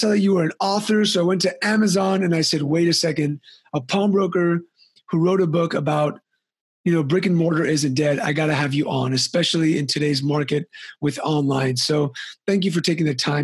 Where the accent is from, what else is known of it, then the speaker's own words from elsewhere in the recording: California, United States; I'm from California